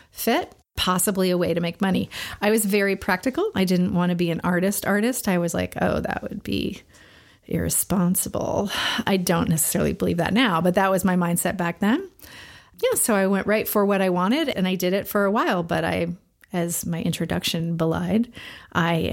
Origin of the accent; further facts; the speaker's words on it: Florida, United States; moved away as an adult; now in Los Angeles, United States; I moved to Los Angeles from Florida, and I and I worked in advertising for about seven years.